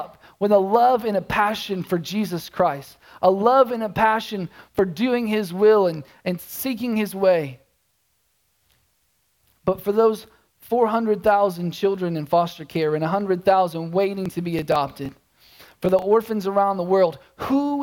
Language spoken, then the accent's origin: English; Oklahoma, United States; moved away as an adult; also born or lived in Tulsa, Oklahoma; I'm born and raised in Oklahoma.